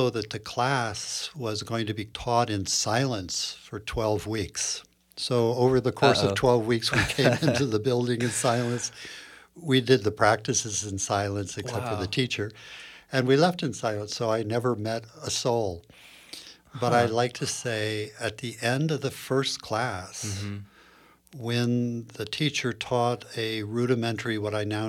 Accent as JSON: {"language": "English", "town": "Princeton", "region": "New Jersey", "country": "United States", "tie": "born or raised there", "moved": "as an adult", "lives_now": "California, United States", "said": "I grew up on the East Coast"}